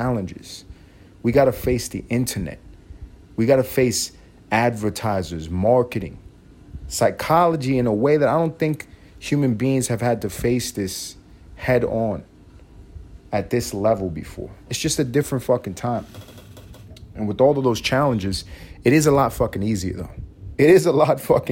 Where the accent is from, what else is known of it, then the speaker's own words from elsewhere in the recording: United States; because I'm American